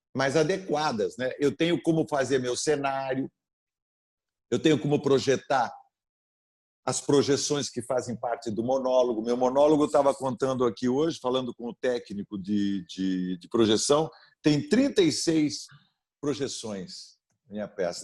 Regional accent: Sorocaba, São Paulo, Brazil; born or raised there

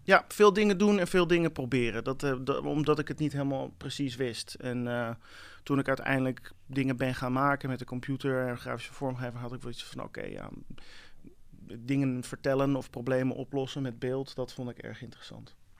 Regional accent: Amsterdam, North Holland, Netherlands; also born or lived in United States; letterlijk hier uit Amsterdam

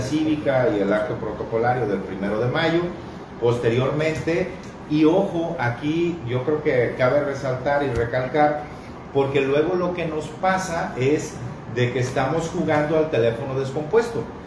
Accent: Mexico; como mexicanos

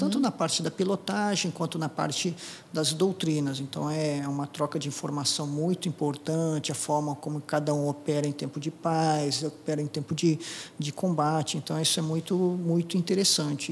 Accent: Apucarana, Paraná, Brazil; first language Japanese; Portuguese is a second language; moved away as an adult; also born or lived in Curitiba; Sou do interior do Paraná, de Apucarana, é, fui agricultor, né? eu trabalhava no sítio

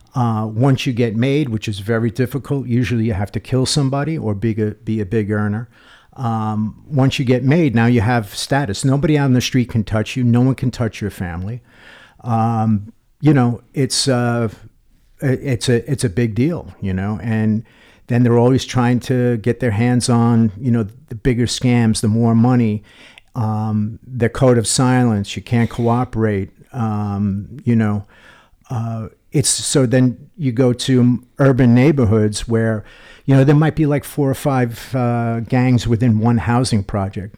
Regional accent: New York, United States; I grew up in New York

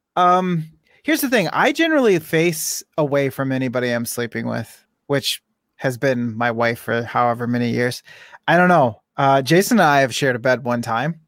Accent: United States

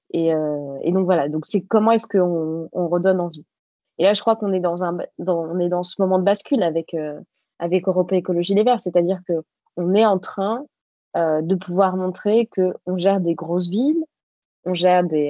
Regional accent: Bègles, Nouvelle-Aquitaine, France; moved away as an adult; also born or lived in Paris; je viens de Bègle, qui est une euh, ville à côté de Bordeaux

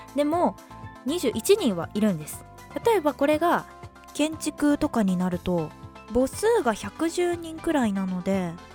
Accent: Northern Kanto, Japan; moved away as an adult; now in Sendai, Japan; 私もそこ出身

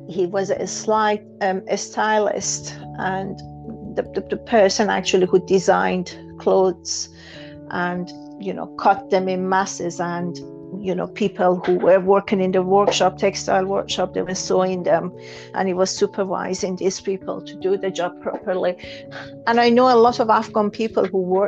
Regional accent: Iran; moved away as an adult; I was born in Iran

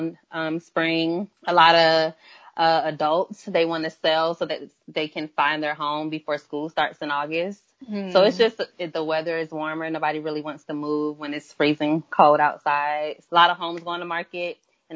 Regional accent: Miami, Florida, United States; now in Atlanta, United States; I am originally from Miami, Florida, but I am based in Atlanta, Georgia at the time.

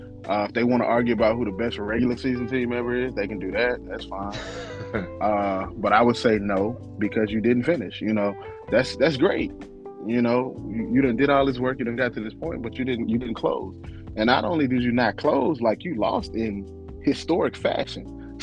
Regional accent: Mississippi, United States; I'm from the South, deep South, Mississippi.

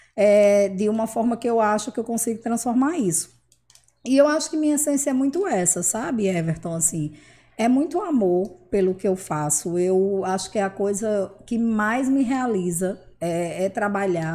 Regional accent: Mossoró, Rio Grande do Norte, Brazil; nasci aqui em Mossoró, eu estudei aqui a minha vida inteira, eu morei aqui a minha vida inteira.

